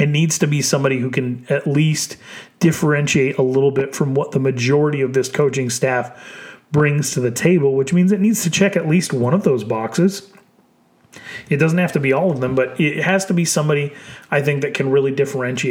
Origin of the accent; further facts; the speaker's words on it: Chandler, Arizona, United States; I grew up in Arizona